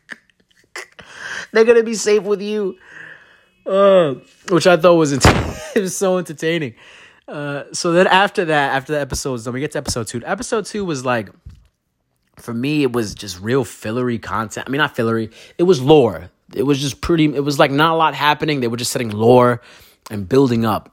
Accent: Brooklyn, New York, United States; I'm a kid from Brooklyn

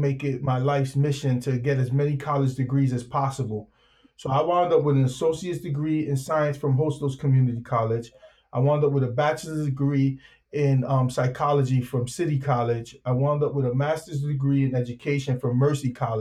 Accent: New York City, New York, United States; I grew up in the Soundview section of the Bronx on Elder and Watson.

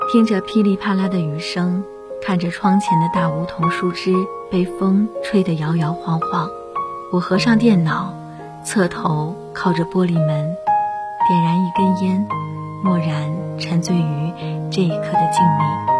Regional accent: Changsha, Hunan, China; 梦里，我三十岁了，回到了我的故乡长沙，还是孑然一身，在一个中学附近开了一家洋溢着浓烈文艺气息的小书吧。

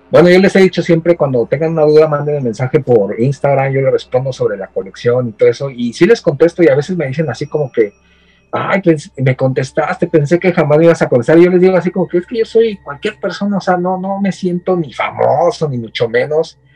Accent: Ecatepec, State of Mexico, Mexico; moved away as an adult; now in Japan; vengo del Estado de México, vengo de Catepec, o sea, imagínate. De Catepunk, vengo del barrio Bravo

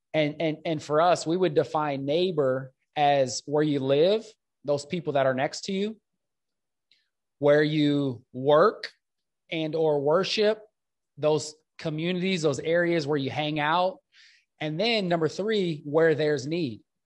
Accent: Omaha, Nebraska, United States; I grew up in North Omaha, this inner city context

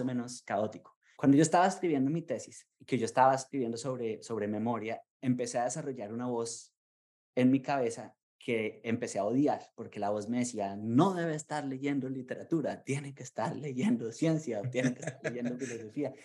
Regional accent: Colombia; now in United States; como colombiano

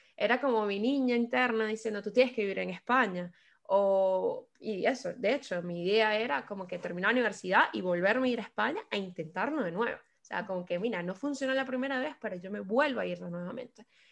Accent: Caracas, Capital District, Venezuela; moved away as an adult; also born or lived in Spain; now in London, United Kingdom; yo soy de la ciudad de Caracas, eh, Venezuela. Llevo casi cinco años en la ciudad de Londres

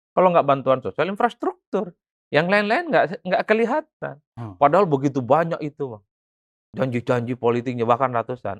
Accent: Madura, East Java, Indonesia; moved away as an adult; now in Jakarta, Indonesia; di kampung saya orang Madura

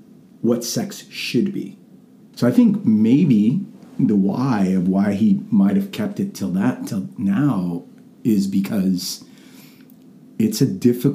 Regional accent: New York City, New York, United States; accent: middle America; now in Georgia, United States; Originally from New York City, although based on the way I've lost my accent completely.

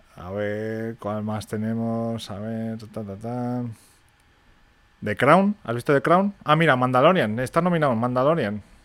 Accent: Spain

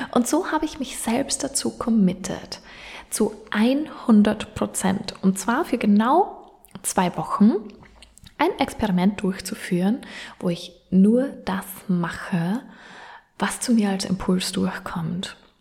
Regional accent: Austria; now in Vienna, Austria; von Wien weg nach Linz, beziehungsweise von meinem Heimatort nach Linz, ist es jeweils circa eine gute Stunde

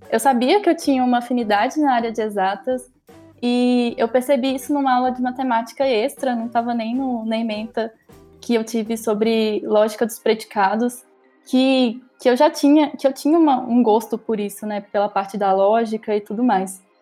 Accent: Mariana, Minas Gerais, Brazil; now in Ouro Preto, Brazil; tenho 21 anos, sou natural de Mariana, mas moro em Ouro Preto.

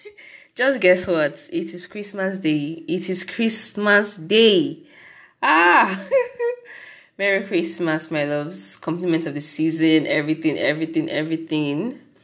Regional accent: Nigeria; As a Nigerian

